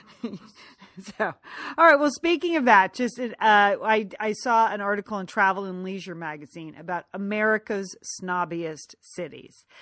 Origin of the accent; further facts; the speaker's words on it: United States; now in Los Angeles, United States; we grew up right outside of New York, we never drove into New York